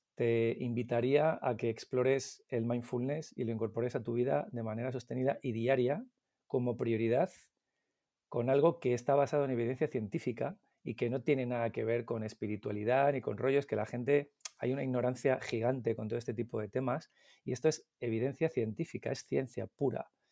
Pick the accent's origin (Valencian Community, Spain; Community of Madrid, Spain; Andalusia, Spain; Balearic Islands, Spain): Community of Madrid, Spain; Madrid; Yo soy del Pardo, de Madrid, del pueblecito del Pardo, y mantengo mi mismo grupo de amigos de cuando teníamos once, doce años